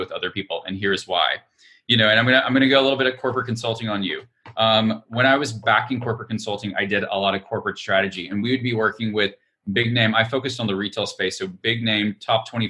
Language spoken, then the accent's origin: English; Alabama, United States; I'm from Alabama. I'm an Alabamian